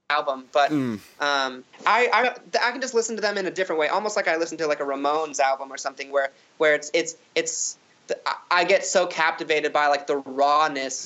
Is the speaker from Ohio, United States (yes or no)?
no; Phoenix, Arizona, United States; I'm from Phoenix